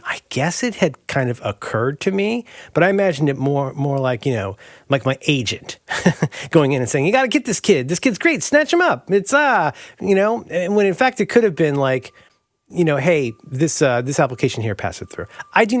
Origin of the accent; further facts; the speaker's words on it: Florida, United States; Like, growing up in Florida, yeah.